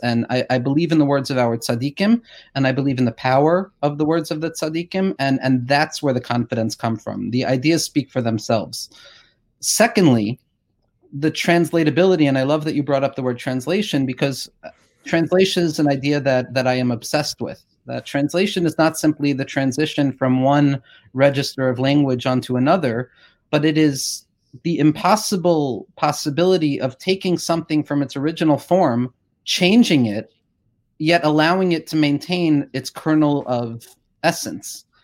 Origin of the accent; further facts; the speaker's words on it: Woodmere, New York, United States; I grew up in Woodmere